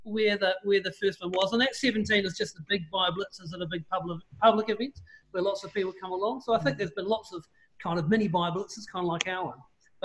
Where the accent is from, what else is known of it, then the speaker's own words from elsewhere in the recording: Auckland, New Zealand; moved away; up where I'm from Auckland, Tamaki Makaurau